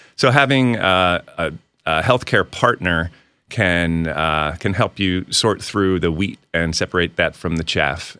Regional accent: outside of Reading, Pennsylvania, United States; moved away as an adult; also born or lived in Washington, D.C. / Tacoma, Washington / Fort Bragg, North Carolina; now in Poconos, Pennsylvania; I grew up outside of Reading

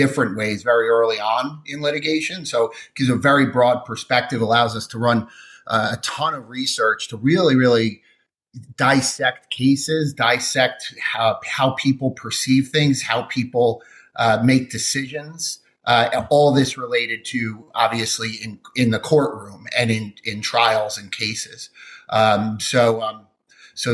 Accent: New Jersey, United States; I'm from New Jersey

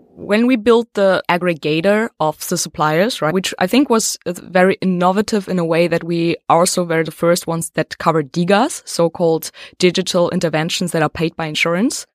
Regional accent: Berlin, Germany; We are based in Berlin, and we are from Berlin

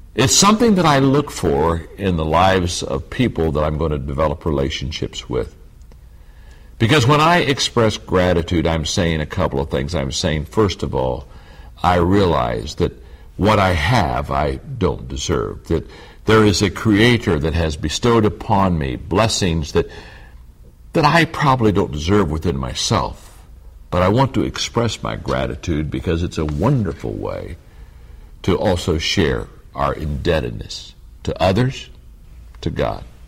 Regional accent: Circleville, Ohio, United States; I grew up in Circleville, Ohio, just 25 miles straight south on Route 23

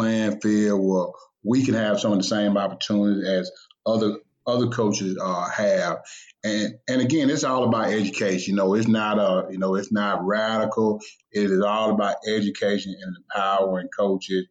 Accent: LaGrange, Georgia, United States; also born or lived in Fort Wayne, Indiana; I grew up, played ball in LaGrange, Georgia

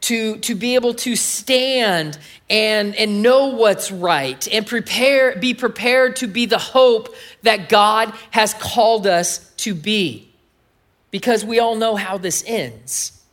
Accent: California, United States; moved away as an adult; I'm from California

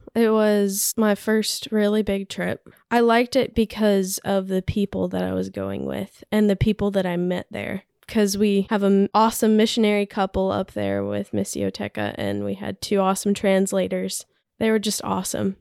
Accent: Richmond, Virginia, United States; moved away as an adult; now in Huntsville, United States; I'm from Richmond, Virginia. Grew up there most of my life and moved here about a year and a half

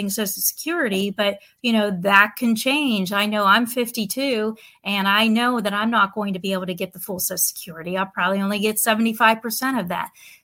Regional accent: Pennsylvania, United States; moved away as an adult; also born or lived in Pittsburgh, Pennsylvania / Ohio / Nashville, Tennessee; now in Southwest Florida, United States; I'm from Pennsylvania originally. I was born and raised there.

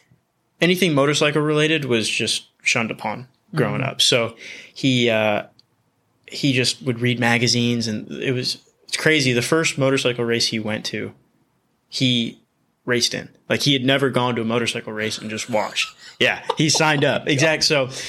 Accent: Whittier, California, United States; Whittier, yep.

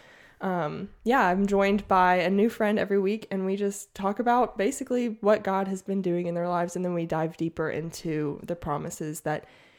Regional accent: Mississippi, United States; also born or lived in Washington / Oklahoma / Alabama; So I was born in Washington State. And then we lived in Washington, Oklahoma, Alabama. And then my mom retired in Mississippi. So I pretty much did most of my growing up in Mississippi.

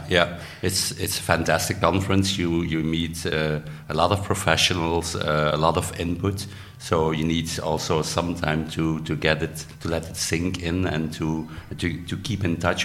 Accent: Belgium; I'm from Belgium

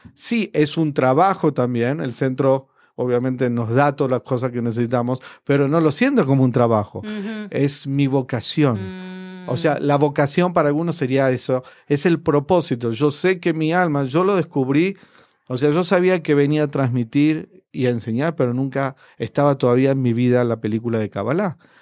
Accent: Argentina; moved away; en mi país, en, Argentina, ya me fui hace mucho tiempo

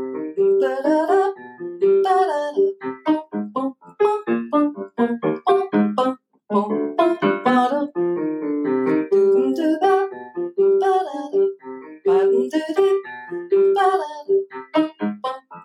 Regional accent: Toledo, Ohio, United States; I grew up in Toledo, Ohio, which is the hometown of Art Tatum

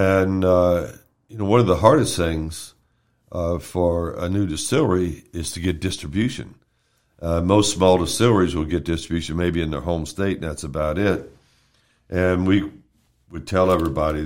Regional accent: Louisville, Kentucky, United States; moved away as an adult; also born or lived in New York / Versailles, Kentucky; now in Marion County, United States; I was born and raised in Louisville.

